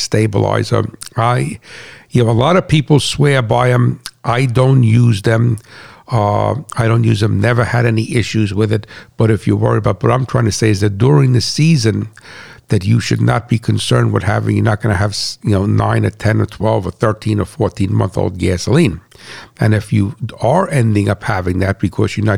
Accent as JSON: {"language": "English", "country": "United States", "also_born_or_lived": "New Jersey", "said": "as a farmer and as an American and as a patriot"}